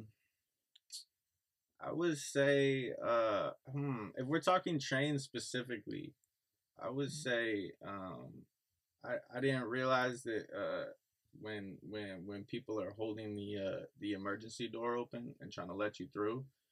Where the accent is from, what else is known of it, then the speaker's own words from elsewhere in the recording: Massachusetts, United States; moved away as an adult; also born or lived in Albany; now in New York, United States; I'm originally from the Massachusetts